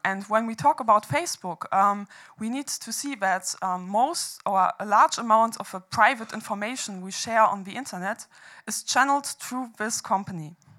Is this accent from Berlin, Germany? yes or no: no; Hamburg, Germany; I organized the protest movements in uh, my hometown of Hamburg back then, where, where I studied economics